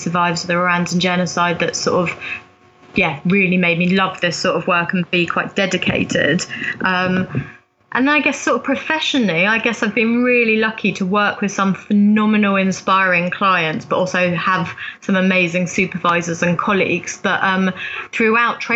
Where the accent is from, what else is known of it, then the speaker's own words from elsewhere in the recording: London, United Kingdom; also born or lived in Africa; I was predominantly sort of brought up in London